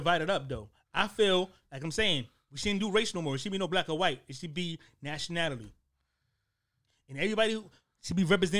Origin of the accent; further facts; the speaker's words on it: New Haven, Connecticut, United States; I was born in Connecticut, New Haven, Connecticut.